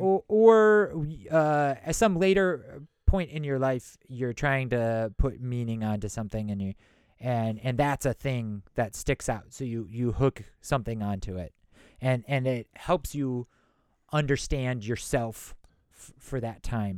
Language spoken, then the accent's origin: English; Madison, Wisconsin, United States; I'm from Madison. That's a college town